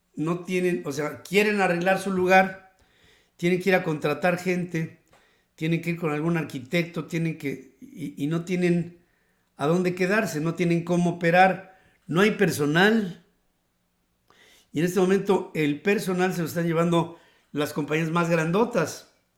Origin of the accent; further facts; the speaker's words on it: Mexico; como mexicanos